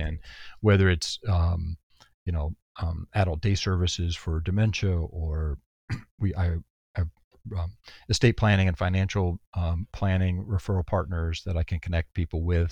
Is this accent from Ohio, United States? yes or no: no; Texas, United States; moved away; also born or lived in San Antonio / New York City; I'm from Texas originally